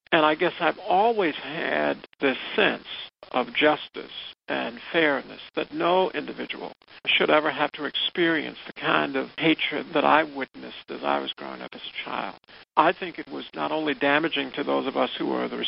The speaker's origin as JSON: {"language": "English", "region": "the South", "country": "United States", "tie": "born or raised there", "said": "I grew up in the South. I'm African-American. I grew up in the South in the 1950s."}